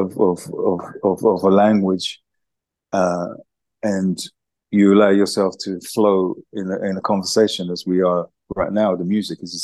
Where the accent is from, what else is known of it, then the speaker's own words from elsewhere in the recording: London, United Kingdom; as a teenager growing up in East London, Hackney, during the 70s